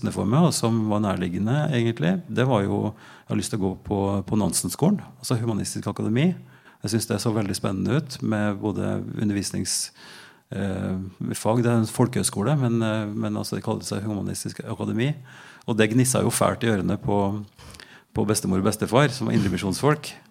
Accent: Oppdal, Trøndelag, Norway; now in Drammen, Norway; Jeg er fra Trøndelag, fra Oppdal. Sør-Trøndelag. Rett over Dovrefjellet når du kjører sørfra.

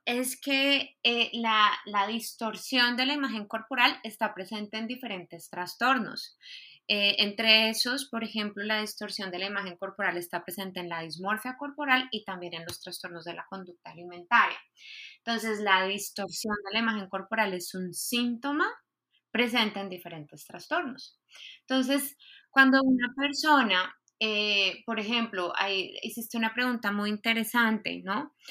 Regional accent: Colombia; moved away as an adult; also born or lived in Spain; now in Mexico; soy de Colombia

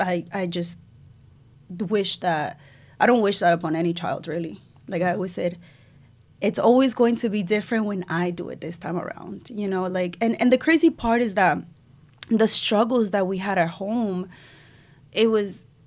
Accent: Israel; moved away; also born or lived in Cuba; I was born in Cuba. I left when I was two. I moved to Israel. It was hard to get out of Cuba, and my mom was able to find a way because we're Jewish. So we moved to Israel, to the other side of the world

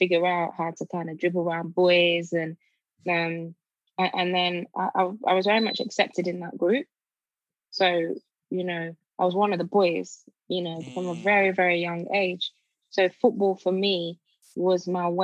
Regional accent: Birmingham, West Midlands, United Kingdom; also born or lived in Nigeria; I grew up in Birmingham, so South Birmingham area called Kings Norton, on a council estate

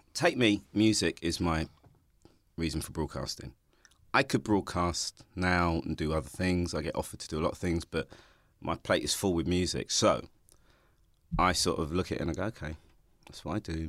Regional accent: London, United Kingdom; also born or lived in Hackney; I grew up in Ha-, in Stoke-Newington

